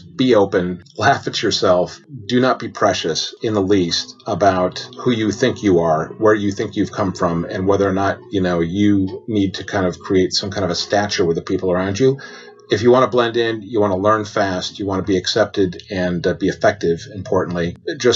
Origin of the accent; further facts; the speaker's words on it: United States; moved away as an adult; now in United Kingdom; being an American